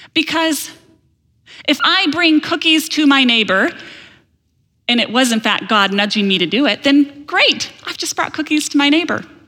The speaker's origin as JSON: {"language": "English", "town": "Holland", "region": "Michigan", "country": "United States", "tie": "born or raised there", "said": "I grew up in Holland, Michigan."}